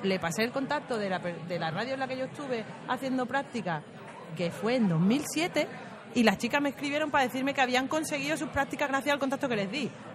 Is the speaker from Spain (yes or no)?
yes; Spain; moved away; also born or lived in Turkey; siendo española